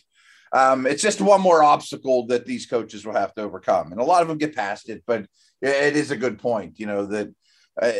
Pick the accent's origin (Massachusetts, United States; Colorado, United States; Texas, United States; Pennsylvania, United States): Pennsylvania, United States; Pittsburgh; I grew up in Pittsburgh